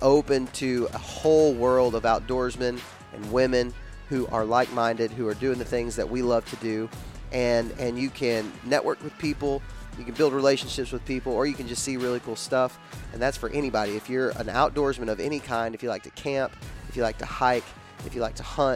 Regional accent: Texas, United States; I grew up in Texas

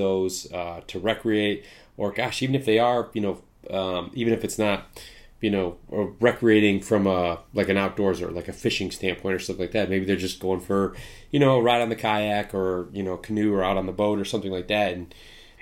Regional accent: Midwest, United States; I'm in the Midwest. I grew up in the Midwest.

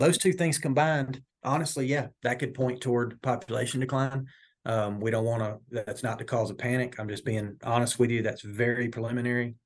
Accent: Northwest Georgia, United States; moved away as an adult; also born or lived in North Carolina; now in Oklahoma, United States; I'm originally from Northwest Georgia.

